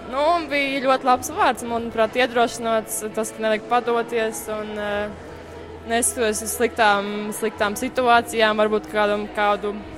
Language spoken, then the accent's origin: Latvian; Riga, Latvia; esmu no Rīgas.